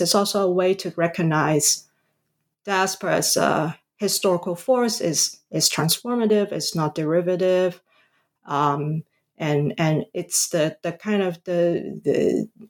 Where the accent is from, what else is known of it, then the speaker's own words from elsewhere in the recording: Hong Kong; also born or lived in Canada; now in United States; I was born and raised in Hong Kong.